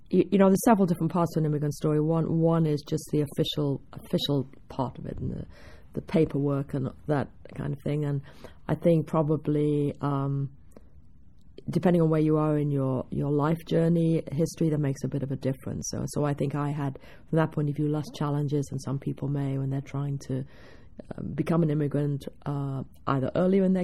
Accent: England, United Kingdom; now in United States; There was still an assumption that surely I couldn't have learnt it in England. It had to be after I came here.

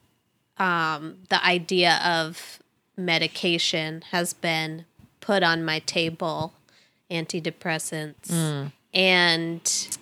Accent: Massachusetts, United States; I'm like, no, I'm from Massachusetts.

